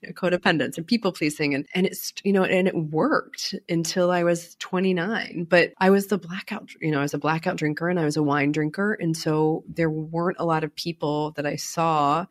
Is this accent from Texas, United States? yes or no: no; Baltimore, Maryland, United States; I grew up in Baltimore